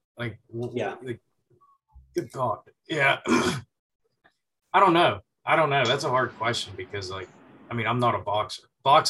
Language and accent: English; Pittsburgh, Pennsylvania, United States; moved away; also born or lived in Virginia Beach, Virginia; I was down in Virginia. That's where I trained and came up in the business for the first 8-9 years. And I'm originally from Pittsburgh.